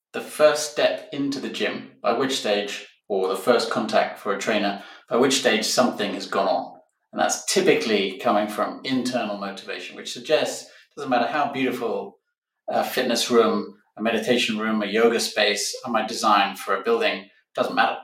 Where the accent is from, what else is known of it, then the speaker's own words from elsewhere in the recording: Barcelona, Catalonia, Spain; This week, I'm in my hometown of Barcelona, Spain